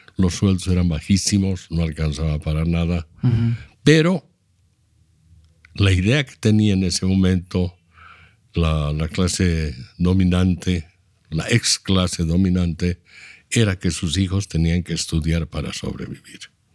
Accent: Trinidad, Beni, Bolivia; also born or lived in Cochabamba; Yo he nacido el 48, pero me he criado el 52 adelante. Y nací en Trinidad por algo fortuito. En realidad yo soy cochabambino, me considero cochabamino porque mi papá y mi mamá son cochabambinos

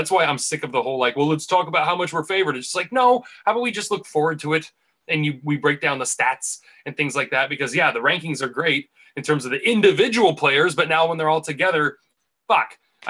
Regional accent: United States; Obviously, as an American

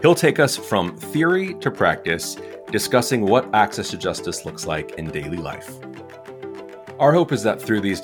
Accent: Southern California, United States; growing up in Southern California

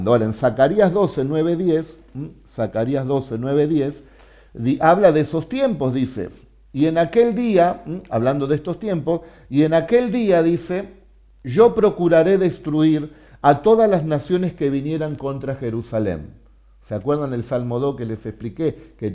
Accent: Argentina; nosotros somos argentinos que tenemos a Jesús y hablamos español y bendecimos el nombre de Jesús.

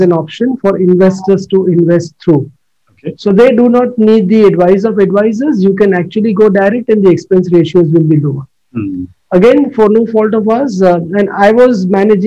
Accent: Mumbai, Maharashtra, India; moved away as an adult; also born or lived in Delhi; now in Gurgaon, India; I'm from Bombay

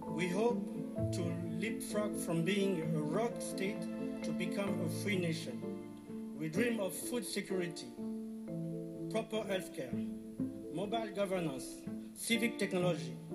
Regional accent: Republic of the Congo; from the Republic of Congo, better known as Congo Brazzaville.

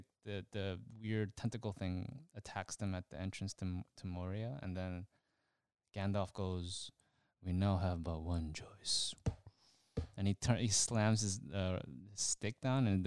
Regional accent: United States; I'm from America

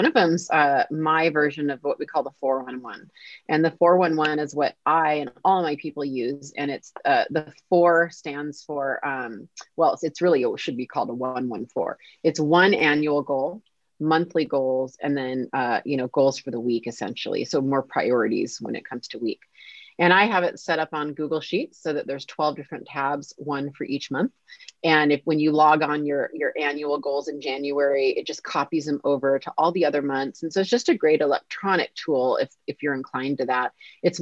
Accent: Kirkland, Washington, United States; here in Kirkland, Washington, which is my hometown.

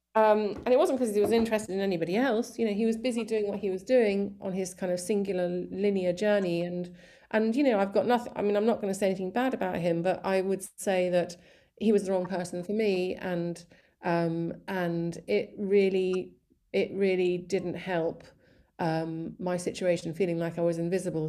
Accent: East Sussex, South East England, United Kingdom; born or raised there; also born or lived in Colombo, Sri Lanka / Malawi / Surrey

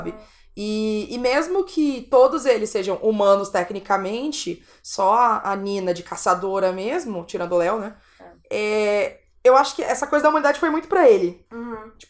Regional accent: Brazil; eu sou brasileira, sou francesa

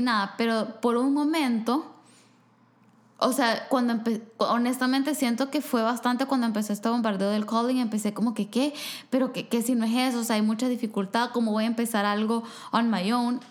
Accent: El Salvador; moved away; en mi país hay quizás dos universidades que ofrecen una carrera

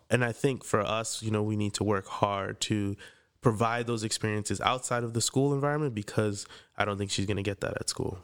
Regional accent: Freeport, New York, United States; I grew up in Freeport, Long Island.

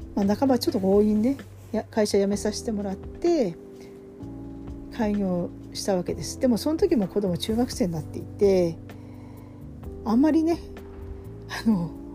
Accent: Fukushima, Japan; moved away; 私も福島出身なので

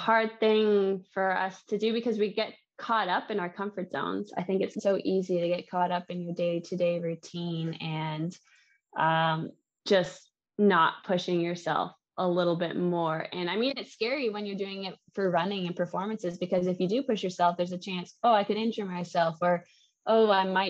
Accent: Canada; And my French was so bad, being Canadian, I didn't remember anything from French class in Canada.

